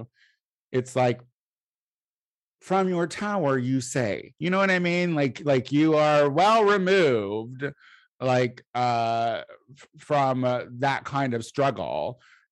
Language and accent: English; Illinois, United States; I'm from Illinois